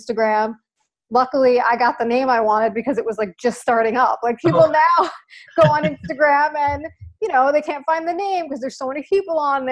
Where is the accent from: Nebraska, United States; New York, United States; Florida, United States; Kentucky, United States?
New York, United States; Long Island; now in New York City, United States; I grew up on Long Island, New York, which is a little island outside of New York City